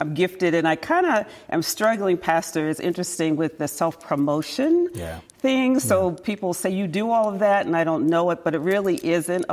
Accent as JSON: {"language": "English", "town": "Towson", "region": "Maryland", "country": "United States", "moved": "as an adult", "lives_now": "San Jose, United States", "said": "I'm from Baltimore"}